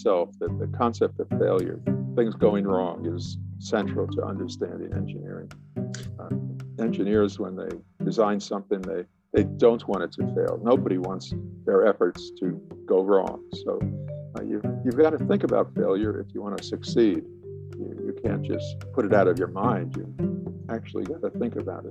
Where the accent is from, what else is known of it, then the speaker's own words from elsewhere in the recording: New York City, New York, United States; moved away as an adult; also born or lived in Brooklyn, New York / Illinois / Texas; I was born in Brooklyn, New York, grew up in Queens, went to Manhattan College